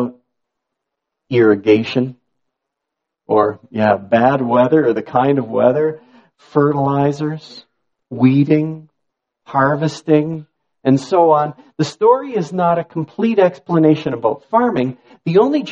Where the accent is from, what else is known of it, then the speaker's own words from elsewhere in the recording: Niagara, Ontario, Canada; I grew up in Niagara